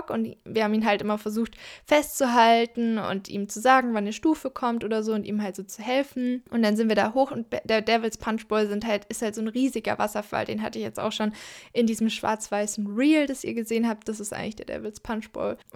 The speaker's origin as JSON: {"language": "German", "region": "Southern Germany", "country": "Germany", "said": "Da sieht es ein bisschen aus wie hier in Süddeutschland, wo ich herkomme."}